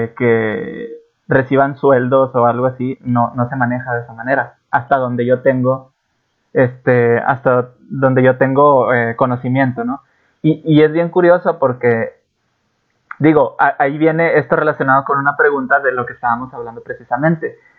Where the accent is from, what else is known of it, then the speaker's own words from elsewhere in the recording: Mexico; yo soy de México